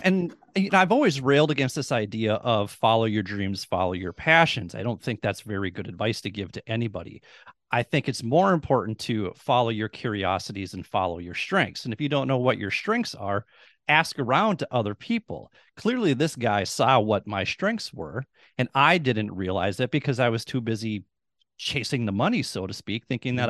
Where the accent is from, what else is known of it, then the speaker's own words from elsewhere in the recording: Minnesota, United States; moved away as an adult; also born or lived in Duluth, Minnesota / Rochester, Minnesota; I'm born and raised in Minnesota. I've spent the first 44 years of my life in Minnesota.